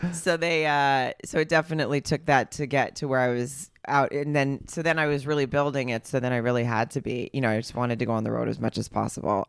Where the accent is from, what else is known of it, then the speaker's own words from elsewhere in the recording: Arkansas, United States; now in Los Angeles, United States; I grew up in Arkansas